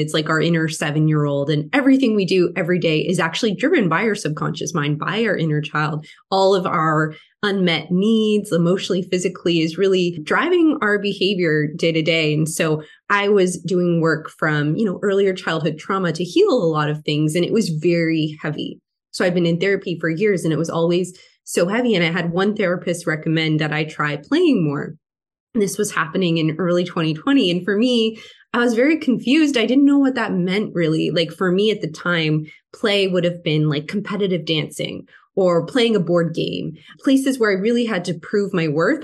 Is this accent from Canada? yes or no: yes; Canada; I'm from Canada. It was very strict up here